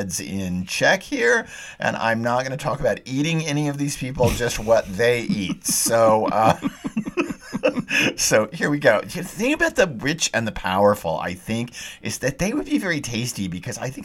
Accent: Texas, United States; I'm a Texan

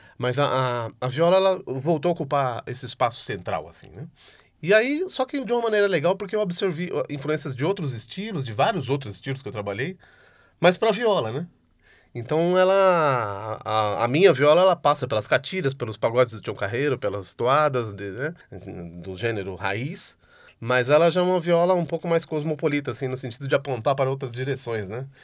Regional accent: São Paulo, Brazil; meus, pa meus pais são, são do interior, eu já nasci aqui, né? Uhum. Sou toco velho caipira, sou um caipira disfarçado, assim, já, já nasci em São Paulo, minha irmã também

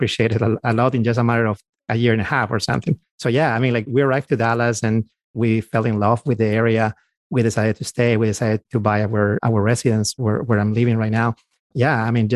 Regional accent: Peru; moved away as an adult; now in United States; we're from South America. We both are from Peru, my wife and I. So we actually came here about 15 years ago and we were physicians already.

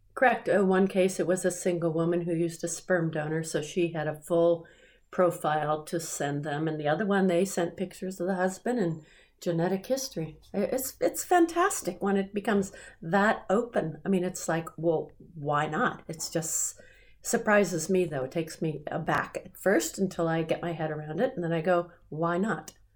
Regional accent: United States; I'm an American

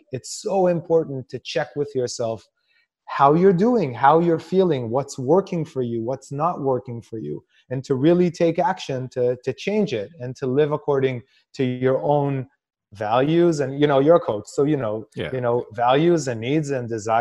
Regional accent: Israel; I come from a culture in Israel where like you're supposed to be thinking of other people before you think of yourself

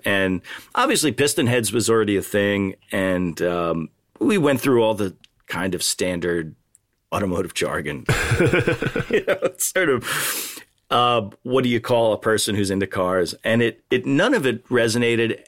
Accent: New York suburbs, United States; I grew up in a New York suburb

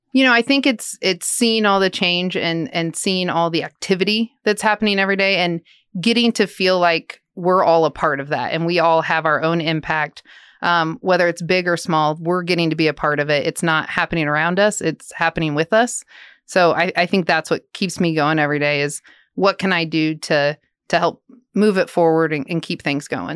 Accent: Lawrence, Kansas, United States; moved away as an adult; now in Manhattan, Kansas, United States; I'm from Lawrence. grew up just outside of Lawrence, actually a small town

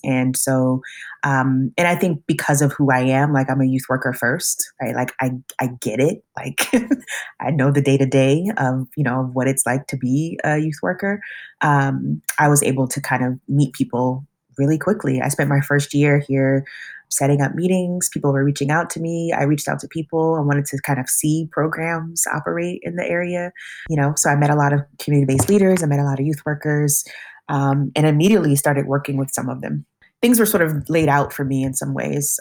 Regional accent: West Coast, United States; moved away as an adult; also born or lived in New York; now in Madison, United States; being from the West Coast

